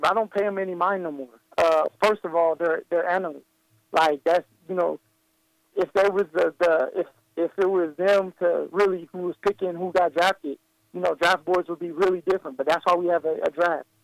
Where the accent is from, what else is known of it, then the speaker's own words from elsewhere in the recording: Colorado, United States; my home state